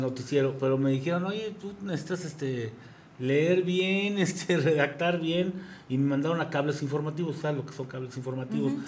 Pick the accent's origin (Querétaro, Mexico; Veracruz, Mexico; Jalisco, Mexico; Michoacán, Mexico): Querétaro, Mexico; yo soy queretano